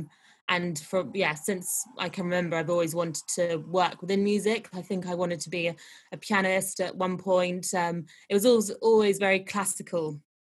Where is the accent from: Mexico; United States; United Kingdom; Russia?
United Kingdom; London; I'm from London